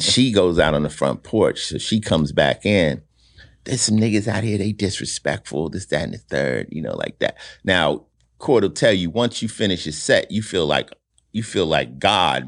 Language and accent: English; Summit, New Jersey, United States; born or raised there; moved away; also born or lived in Newark, New Jersey